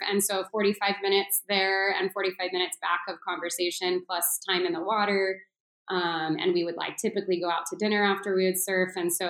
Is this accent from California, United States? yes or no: yes; North County, San Diego, California, United States; I grew up in North County, San Diego.